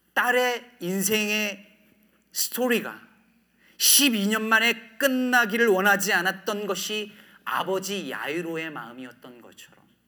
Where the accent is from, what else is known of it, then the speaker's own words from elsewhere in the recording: Jecheon, North Chungcheong, South Korea; moved away as an adult; also born or lived in Daejeon / Cheorwon / Asan / New Jersey; now in Chicago, United States; 저는 충북 제천에서 46년 전에 태어났습니다. 제 나이가 20대인 줄 알고 계신 분들에게 나이를 공개했는데 충북 제천에서 고등학교 때까지 살다가